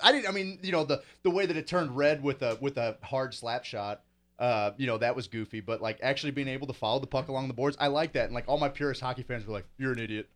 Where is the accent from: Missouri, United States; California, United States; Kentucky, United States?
Missouri, United States; St. Louis; moved away; also born or lived in Springfield; I grew up in St. Louis